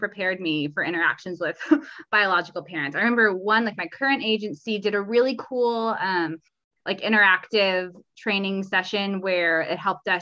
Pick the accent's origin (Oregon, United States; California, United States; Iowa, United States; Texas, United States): California, United States; also born or lived in Mississippi / Atlanta; I'm from California